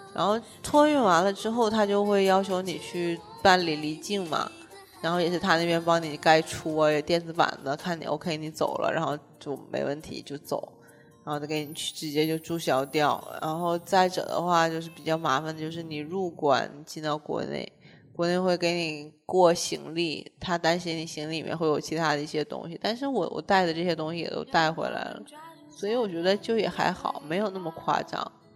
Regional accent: Shenyang, Liaoning, China; 我是沈阳人

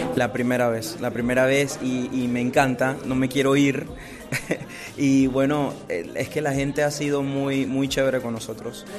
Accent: Panama; soy de Panamá.

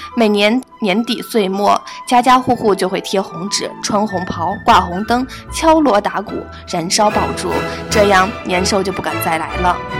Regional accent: Shandong, China; 在我们的老家山东那边

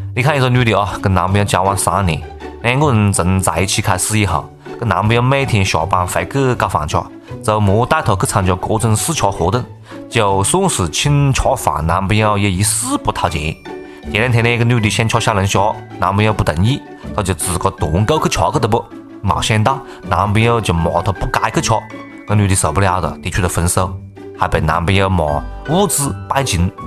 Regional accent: Changsha, Hunan, China; accent: Changsha dialect; 就是我们长沙话里面还有更多的丰富的内容跟大家一道来分享啊。

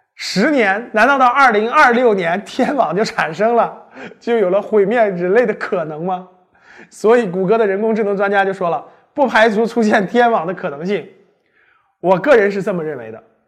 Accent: China; 他呢是还跟我们中国人有点关系是吧？

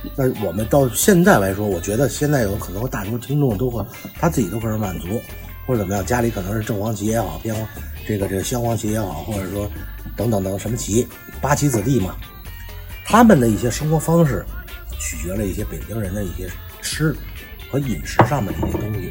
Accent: Beijing, China; accent: Beijing accent; 我们是北京人

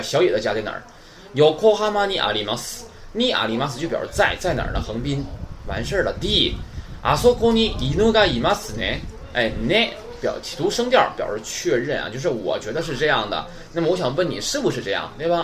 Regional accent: China; 我们中国人

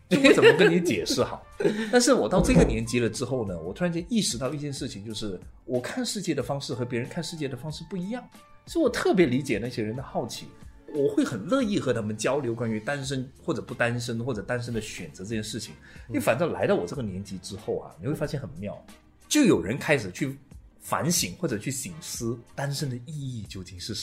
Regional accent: Malaysia; 我是马来西亚人啊。

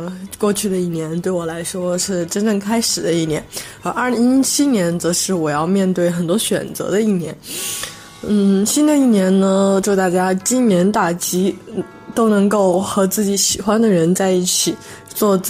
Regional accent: Xiaochang, Hubei, China; moved away; 我在我的老家湖北孝昌

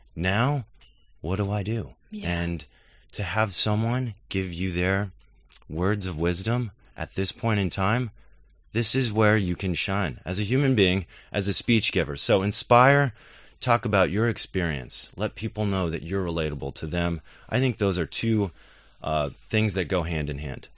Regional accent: United States; as an American

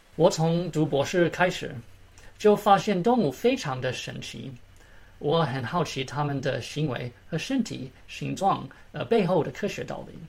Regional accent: Maryland, United States; Chinese is a second language; moved away as an adult; now in Atlanta, United States; 我从小在马里兰长大，我很幸运考进了自由班

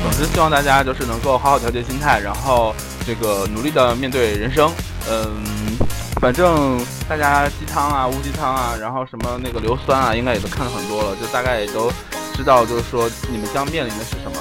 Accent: Northeast China, China; 像我们东北人比较要烤

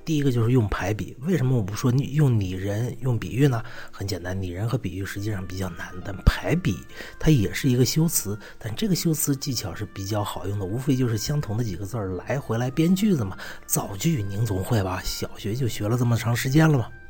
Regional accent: China; 我们中国人的名字

